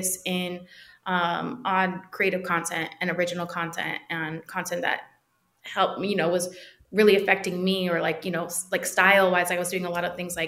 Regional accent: Milpitas, California, United States; moved away as an adult; now in Los Angeles, United States; I come from Milpitas, California. It's between San Jose and Fremont, a very small thing.

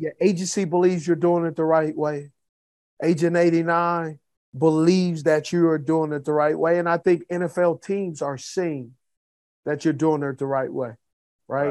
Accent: Los Angeles, California, United States; I grew up in Los Angeles

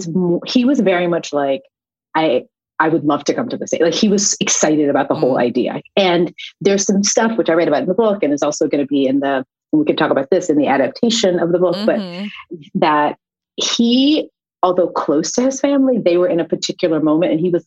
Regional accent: Houston, Texas, United States; I grew up in Houston, Texas.

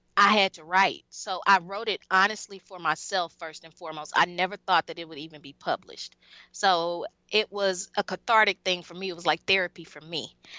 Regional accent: Mississippi, United States; i'm from mississippi

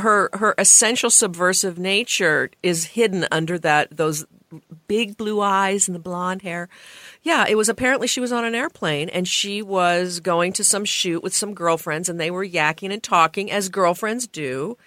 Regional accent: Portland, Oregon, United States; my hometown of Oregon, I mean, of Portland

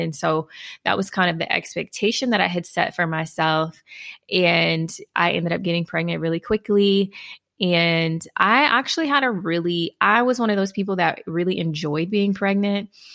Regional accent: Houston, Texas, United States; now in Dallas-Fort Worth, United States; relocating back to my hometown, Houston

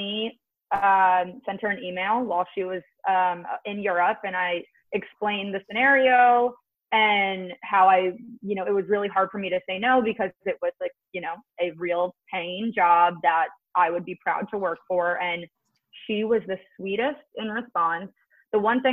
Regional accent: New Jersey, United States; I'm from Jersey

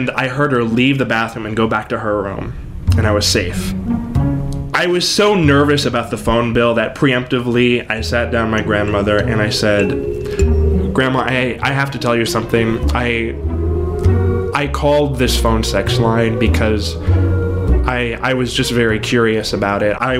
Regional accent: Corpus Christi, Texas, United States; I grew up in Corpus Christi, Texas

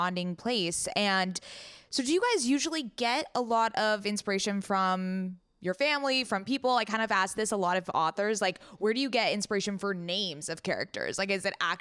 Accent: San Diego, California, United States; I am actually from San Diego, born and raised

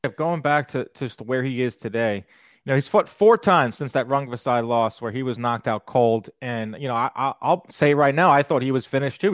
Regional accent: Long Island, New York, United States; Two Long Islanders here

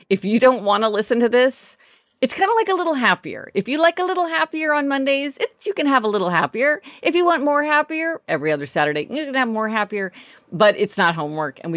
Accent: Midwest, United States; now in Los Angeles, United States; We grew up in the Midwest, so we, you know, we were part of that whole thing of people getting their license on the day they turned 16.

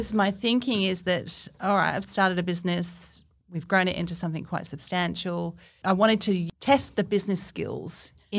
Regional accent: Cornwall, South West England, United Kingdom; moved away as an adult; now in Australia; I grew up in Cornwall in England.

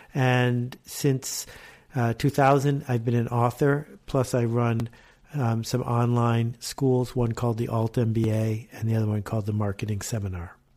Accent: Buffalo, New York, United States; also born or lived in Canada; I grew up in Buffalo and in Canada

